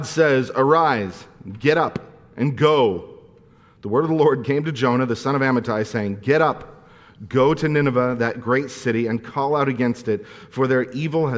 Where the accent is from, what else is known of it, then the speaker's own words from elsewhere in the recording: Santa Clarita, California, United States; I'm from Santa Clarita